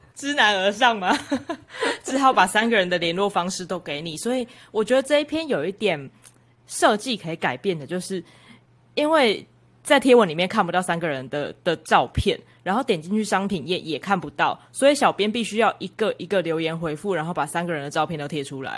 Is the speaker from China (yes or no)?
no; Kaohsiung, Taiwan; 身为高雄人